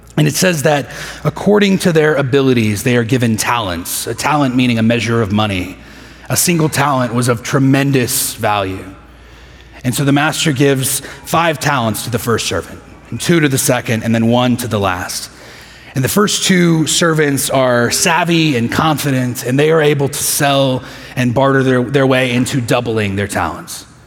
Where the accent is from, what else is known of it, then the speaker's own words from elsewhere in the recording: Midland, Texas, United States; moved away as an adult; now in Houston, United States; I spent most of my adolescence there